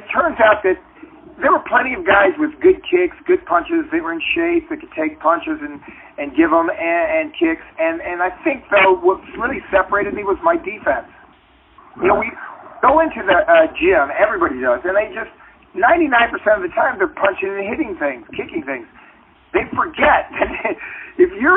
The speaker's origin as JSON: {"language": "English", "town": "Cocoa Beach", "region": "Florida", "country": "United States", "tie": "born or raised there", "also_born_or_lived": "Illinois", "moved": "as an adult", "lives_now": "Los Angeles, United States", "said": "I grew up in Florida at a time when they had segregation"}